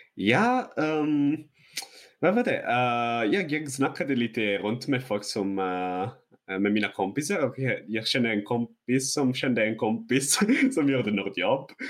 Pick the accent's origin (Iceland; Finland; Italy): Italy; northern Italy; Swedish is a second language; moved away as an adult; now in Sweden; Jag, jag kommer från norra Italien också, så det är eh, under berg